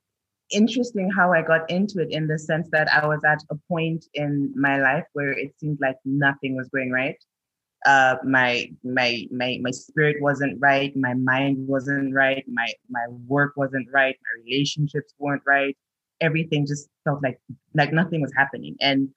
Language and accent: English; Lusaka, Lusaka Province, Zambia; also born or lived in Mozambique; I'm from Zambia. I was born in Mozambique, in Maputo, raised across Southern Africa. Settled in Zambia, in Lusaka.